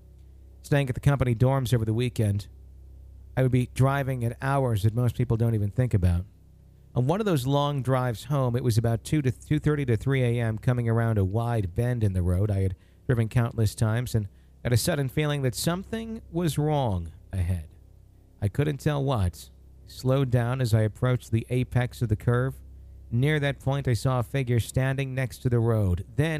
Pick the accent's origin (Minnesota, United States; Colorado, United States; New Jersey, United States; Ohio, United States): Ohio, United States; now in East Texas, United States; I'm from Northeast Ohio, southwest of Cleveland, actually, but I'm currently residing in East Texas, helping my grandmother restore her property after the passing of my grandfather.